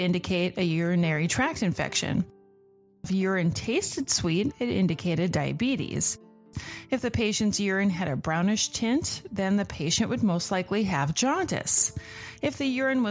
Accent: United States; I'm American.

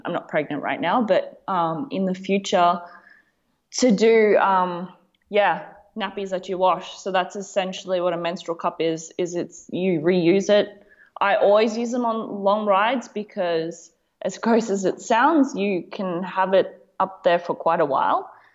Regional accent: Gold Coast, Queensland, Australia; I come from the Gold Coast, Australia

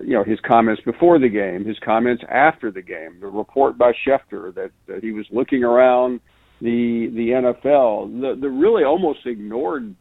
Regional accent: Tennessee, United States; moved away as an adult; now in Alabama, United States; I grew up in Tennessee and went to Tennessee, most of my life has been in Alabama

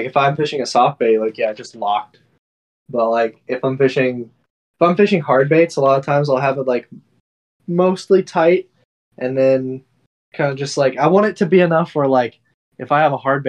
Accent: Fort Worth, Texas, United States; also born or lived in Austin; I'm not from Austin originally. I'm actually from Fort Worth

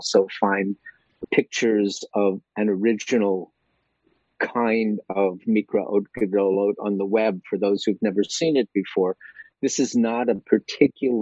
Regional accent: Chicago, Illinois, United States; I'm a guy from Chicago

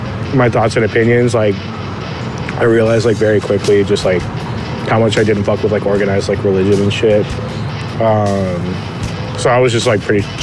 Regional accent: Whittier, California, United States; I grew up with like, you know, neighborhood friends, just like anyone else.

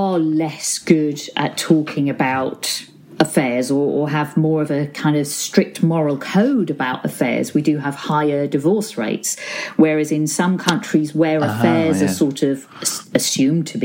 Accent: Ormskirk, North West England, United Kingdom; also born or lived in Crosby, Liverpool; I was born in Crosby in Liverpool and grew up in a town called Ormskirk in Lancashire, not too far from Liverpool

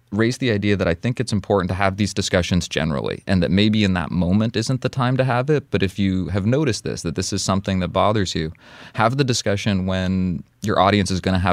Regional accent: Russia; tell someone I'm from Russia, I get that Family Guy joke

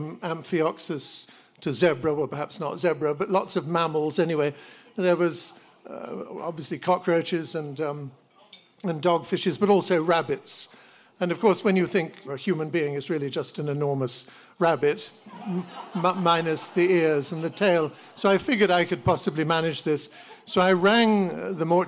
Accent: United Kingdom; I had left school and I was taking, as many British children do, a year off before going up to university

